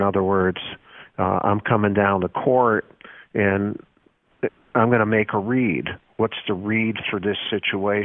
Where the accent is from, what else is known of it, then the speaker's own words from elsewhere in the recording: Chicago, Illinois, United States; the guys I grew up in Columbus Schoolyard in Chicago